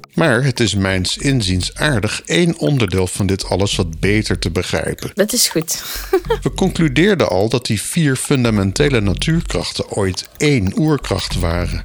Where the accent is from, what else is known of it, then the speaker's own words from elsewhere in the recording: Groningen, Netherlands; Toen wij in mijn jeugd als gezin in Groningen woonden in de Kattenhagen